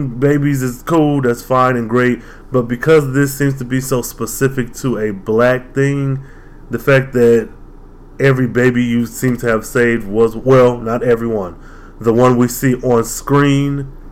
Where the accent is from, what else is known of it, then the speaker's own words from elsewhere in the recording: United States; I'm American, African-American, it may be, but American.